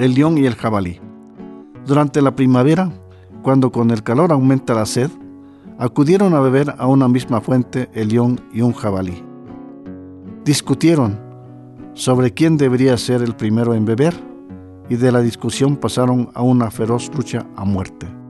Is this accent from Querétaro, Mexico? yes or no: no; Totontepec Villa de Morelos, Oaxaca, Mexico; moved away; Mi orgullo es haber nacido en mi pueblo Totontepec. Yo soy mije donde quiera